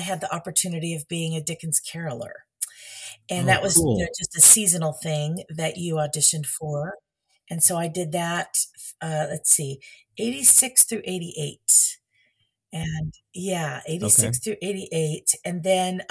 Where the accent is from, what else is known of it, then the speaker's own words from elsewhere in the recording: California, United States; moved away as an adult; also born or lived in Oregon; now in Florida, United States; I was born and raised on the West Coast